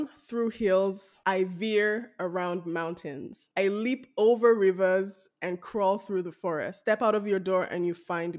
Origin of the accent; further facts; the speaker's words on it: Lagos, Nigeria; moved away; growing up in Lagos